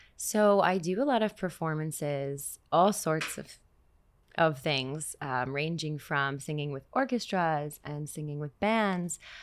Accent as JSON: {"language": "English", "town": "Montreal", "region": "Quebec", "country": "Canada", "tie": "born or raised there", "also_born_or_lived": "New York", "moved": "as an adult", "lives_now": "Israel", "said": "that's what I grew up listening to in Montreal."}